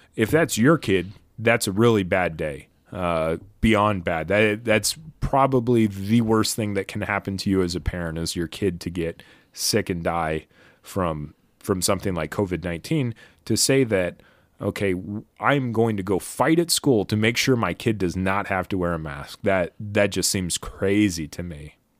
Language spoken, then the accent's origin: English; United States; as an American